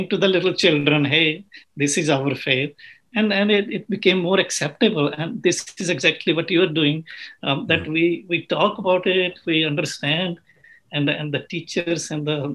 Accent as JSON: {"language": "English", "country": "Uganda", "tie": "born or raised there", "also_born_or_lived": "England", "moved": "yes", "lives_now": "United States", "said": "I was born in Africa"}